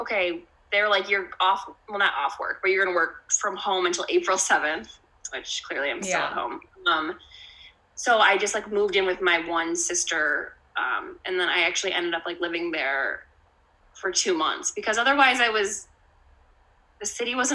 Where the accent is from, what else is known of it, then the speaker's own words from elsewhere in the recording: Western Springs, Illinois, United States; I grew up in Western Springs, which is a western suburb, which a lot of people don't always know, but it's next to LaGrange